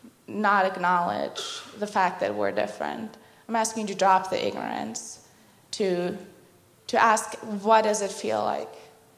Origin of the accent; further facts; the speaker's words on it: Berlin, Germany; moved away as an adult; now in Sioux Falls, United States; I'm an international student. I was born and raised in Berlin, Germany. I got to the US a couple of years ago, and I've been living here, studying here.